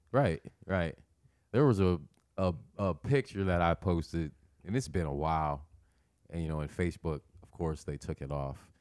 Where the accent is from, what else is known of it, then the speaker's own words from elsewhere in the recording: Nebraska, United States; I'm from Nebraska, but I've never been on a farm.